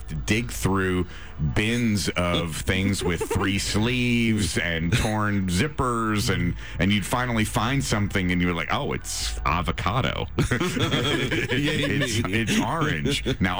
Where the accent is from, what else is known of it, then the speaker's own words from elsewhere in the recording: Reading, Pennsylvania, United States; I grew up in Reading, Pennsylvania with the original outlets.